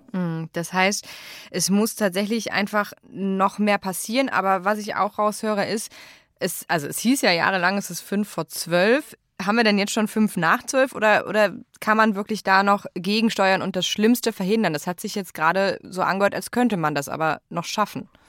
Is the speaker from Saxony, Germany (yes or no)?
no; Ahr Valley, Rhineland-Palatinate, Germany; also born or lived in Eifel; meiner Heimat, dem Ahrtal